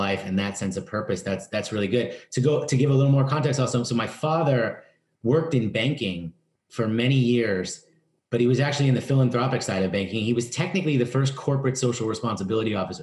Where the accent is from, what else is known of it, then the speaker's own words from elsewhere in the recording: New York City, New York, United States; I grew up in the East Village in New York